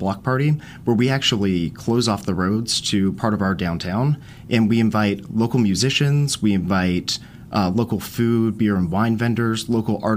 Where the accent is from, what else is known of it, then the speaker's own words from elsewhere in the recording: Charlotte, North Carolina, United States; moved away as an adult; also born or lived in Louisiana; now in Zebulon, United States; I'm originally from Charlotte, went to Charlotte Catholic High School